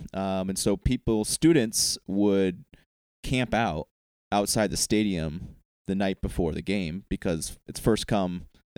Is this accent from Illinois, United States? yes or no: no; Iowa, United States; moved away; I came from Iowa. It's a great place. The great state in the Union, Iowa.